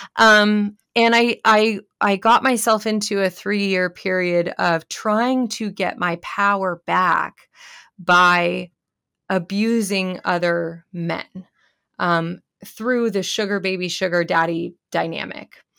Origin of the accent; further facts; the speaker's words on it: California, United States; I grew up in California